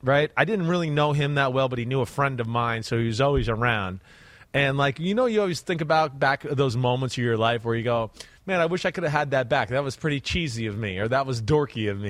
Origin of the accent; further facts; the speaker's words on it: New Jersey, United States; moved away; I'm from Jersey